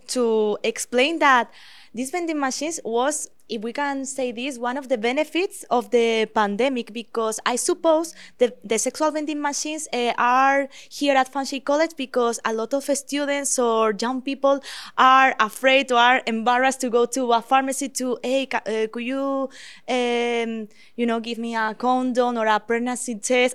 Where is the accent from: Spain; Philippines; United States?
Spain; now in Canada; I am from Spain